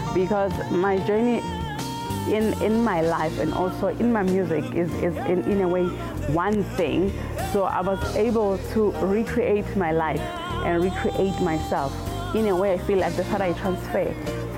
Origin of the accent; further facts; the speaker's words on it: South Africa; as South African artists